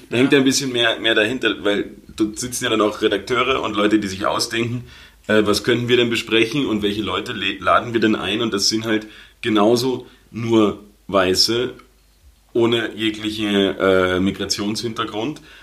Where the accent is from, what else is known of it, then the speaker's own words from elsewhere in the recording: Germany; now in Austria; als Deutscher in Österreich